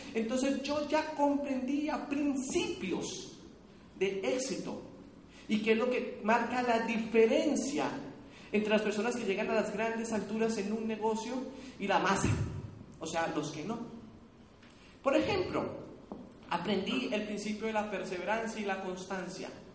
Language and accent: Spanish; Cali, Valle del Cauca, Colombia; Yo soy aquí caleño